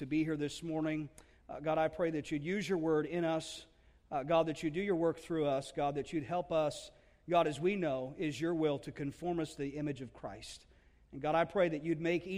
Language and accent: English; New Jersey, United States; we love New Jersey. It's a place where I grew up